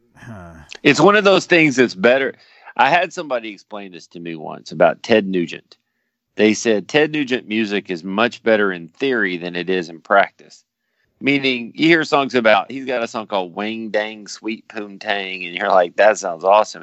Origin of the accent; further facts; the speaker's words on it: Dallas, Texas, United States; I'm from Dallas